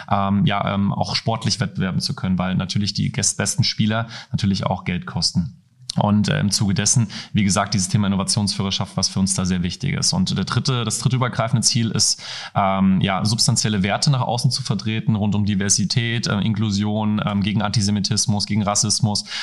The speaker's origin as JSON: {"language": "German", "region": "Hesse", "country": "Germany", "tie": "born or raised there", "said": "Ich bin in Osthessen aufgewachsen, da fährt man klassisch mit der Regionalbahn, äh, dann hier nach Frankfurt, um ins Stadion zu gehen."}